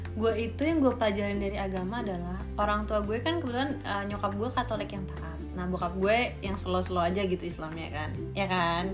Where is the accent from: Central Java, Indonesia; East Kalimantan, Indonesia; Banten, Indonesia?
East Kalimantan, Indonesia; Bontang; Kita lahir di Kalimantan Timur